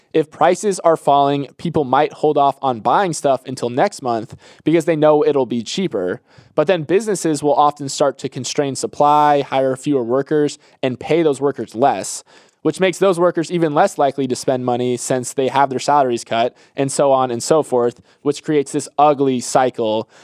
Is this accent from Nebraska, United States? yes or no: no; Florida, United States; I'm from Florida